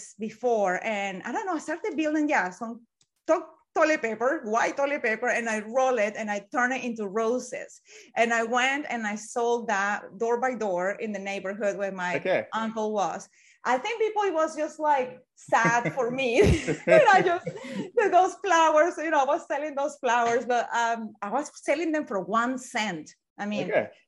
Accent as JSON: {"language": "English", "country": "Venezuela", "tie": "born or raised there", "second_language": "English", "moved": "as an adult", "lives_now": "United Kingdom", "said": "I was born in Venezuela long time ago."}